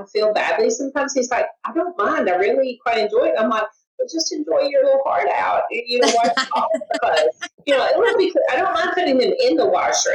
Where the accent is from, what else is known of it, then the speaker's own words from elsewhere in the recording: the South, United States; a girl growing up in the South